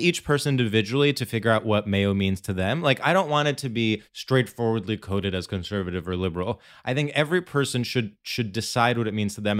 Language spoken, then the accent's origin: English; Florida, United States; proudly eating mayo in my home state of Florida.